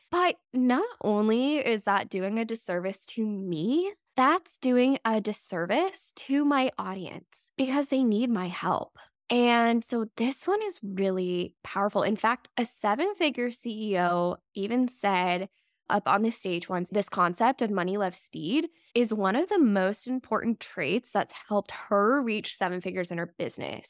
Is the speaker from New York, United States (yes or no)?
no; Las Vegas, Nevada, United States; moved away; I grew up in Las Vegas, so it's always fun for me to go back there and visit my hometown